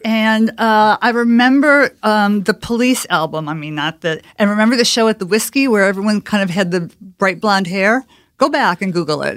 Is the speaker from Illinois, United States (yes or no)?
yes; Chicago, Illinois, United States; moved away as an adult; I grew up in Chicago